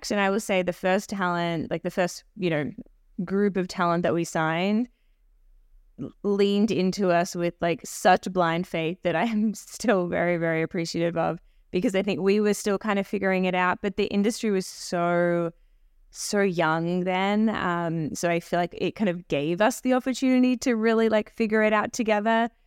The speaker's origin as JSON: {"language": "English", "country": "Australia", "moved": "as an adult", "lives_now": "Toronto, Canada", "said": "I came from Australia doing PR in the entertainment space, um, predominantly television. So when I moved to Toronto"}